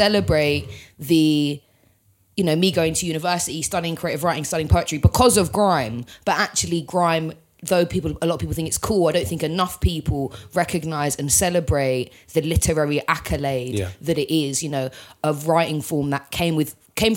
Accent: London, United Kingdom; We're all from London

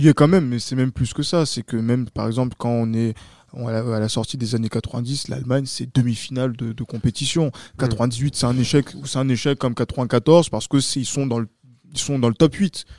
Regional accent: France; en tant que Français

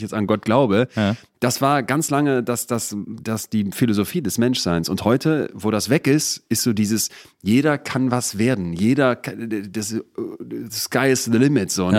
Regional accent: Solingen, North Rhine-Westphalia, Germany; also born or lived in Bergisch Gladbach / Cologne; bin ich also in Bergisch Gladbach geboren, in Köln-Ehrenfeld dann die ersten sechs Jahre und dann nach Jetzt kommt noch eine Steigerung. Solingen.

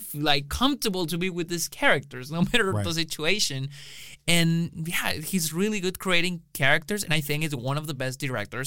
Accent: Mexico; moved away as an adult; now in Austin, United States; in Mexico, in my hometown

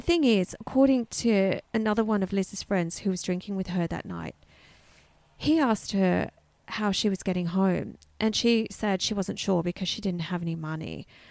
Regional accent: Canberra, Australian Capital Territory, Australia; born or raised there

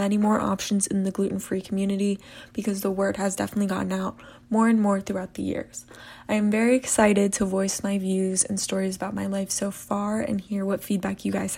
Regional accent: Maryland, United States; I'm from Maryland

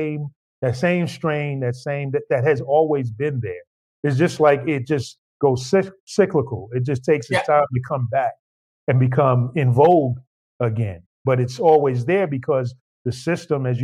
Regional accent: New York, United States; as a New Yorker growing up, you know, in New York

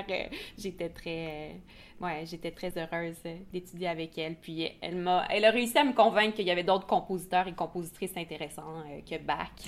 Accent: Sherbrooke, Quebec, Canada; je suis originaire de Sherbrooke.

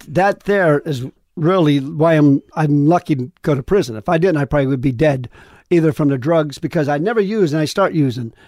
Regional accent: Sharon, Pennsylvania, United States; moved away; where I grew up in Pennsylvania, they say Golub

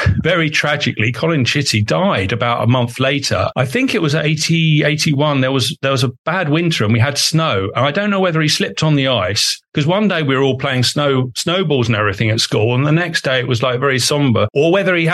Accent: Woodford, London, United Kingdom; also born or lived in Epping Forest; I grew up in Woodford

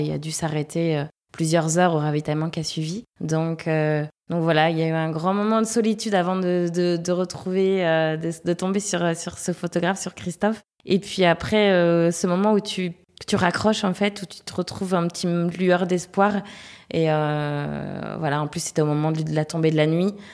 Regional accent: Le Mans, Pays de la Loire, France; also born or lived in Toulouse / Angers / Uzès; now in La Réunion, France; Je suis originaire du Mans, puisque je suis née là-bas

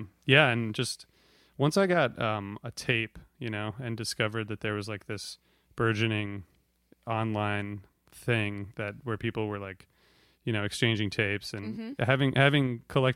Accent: Ohio, United States; I'm from Ohio

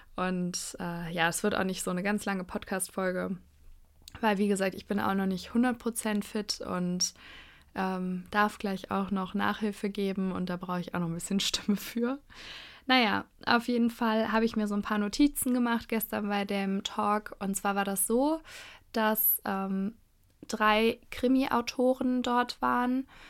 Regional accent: Cologne, North Rhine-Westphalia, Germany; als Kölnerin

